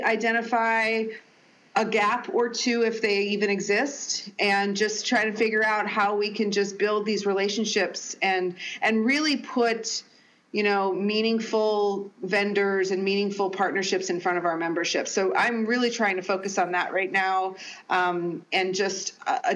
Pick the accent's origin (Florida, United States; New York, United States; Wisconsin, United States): Wisconsin, United States; Milwaukee; moved away as an adult; now in Washington, D.C. area, United States; So I'm originally from Milwaukee, and so I've always considered Milwaukee teams to be sort of my home teams, even though I've been in this D.C., Northern Virginia area for more than 30 years.